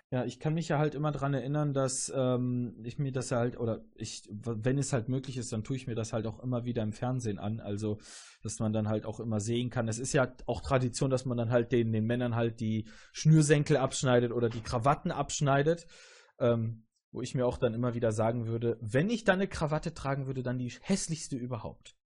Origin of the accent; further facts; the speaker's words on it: Augsburg, Bavaria, Germany; now in Münsterland, Germany; ich bin ja nicht hier geboren in der Gegend im Münsterland, sondern komme ja eher aus, aus dem, aus dem ähm, ja, südlichen Teil, eher Augsburg und so und äh, halt Kindergarten früher bei mir